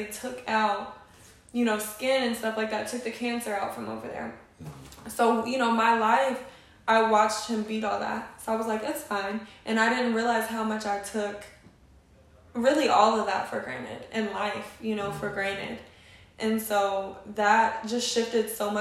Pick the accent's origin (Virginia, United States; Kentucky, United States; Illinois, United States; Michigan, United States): Kentucky, United States; Radcliff; growing up in an environment like